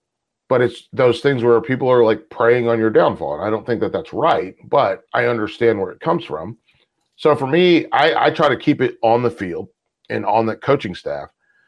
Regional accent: the South, United States; I'm from the South. I live here.

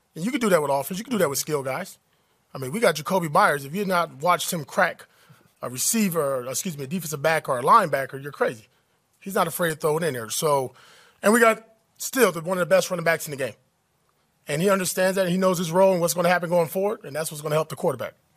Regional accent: Compton, California, United States; I grew up in Compton, California.

